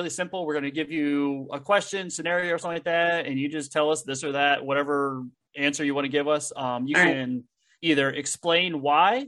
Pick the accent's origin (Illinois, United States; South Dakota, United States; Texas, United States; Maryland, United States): Maryland, United States; Baltimore; me growing up in the Baltimore area